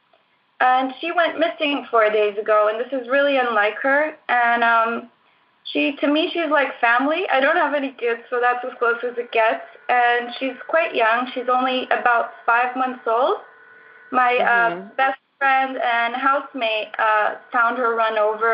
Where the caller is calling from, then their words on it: Sintra, Lisbon, Portugal; I'm calling in from Portugal, actually Sintra, a little town by the coast